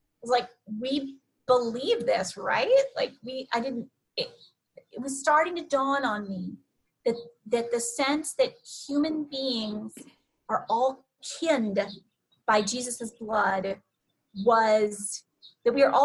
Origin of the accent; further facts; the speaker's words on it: Southwest, United States; moved away; I grew up in the Southwest, not the South